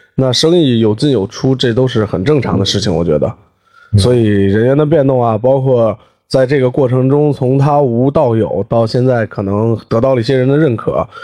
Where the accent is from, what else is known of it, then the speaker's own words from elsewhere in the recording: Beijing, China; 还代表东城区参加过北京的比赛